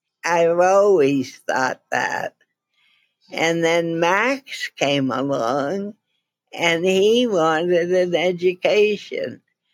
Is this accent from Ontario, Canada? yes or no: yes; Appin, Ontario, Canada; moved away as an adult; also born or lived in Detroit; I was born in Appin, Ontario